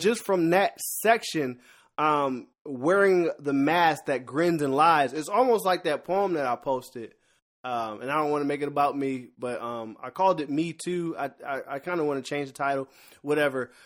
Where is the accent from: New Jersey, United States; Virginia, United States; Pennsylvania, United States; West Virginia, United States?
Pennsylvania, United States; Philadelphia; I'm a rapper by heart 'cause I'm from Philadelphia and born in the eighties